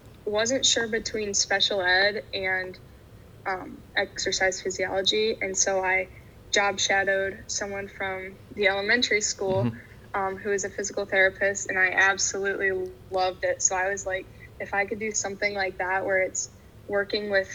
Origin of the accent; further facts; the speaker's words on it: Bryan, Ohio, United States; I'm from Bryan, Ohio. So Caleb and I were buddies growing up